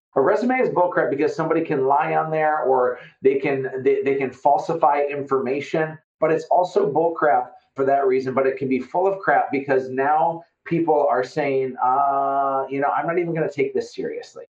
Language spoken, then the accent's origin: English; Fargo, North Dakota, United States; I'm from Fargo, North Dakota, and so I sound like I'm from Fargo, North Dakota